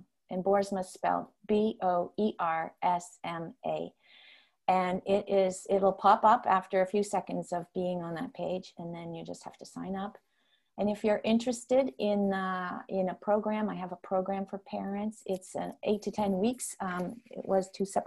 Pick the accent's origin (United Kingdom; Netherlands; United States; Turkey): Netherlands; first language Dutch; English is a second language; now in North America; my home country is Holland. And so I had the opportunity to do that just before COVID. I did teaching in the classrooms, demonstration lessons there in my first language